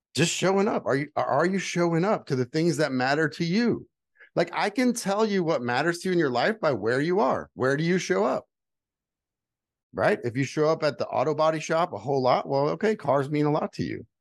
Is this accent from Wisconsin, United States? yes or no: no; Houma, Louisiana, United States; moved away as an adult; also born or lived in Utah; I'm from South Louisiana, like the swamp. I was born six feet below sea level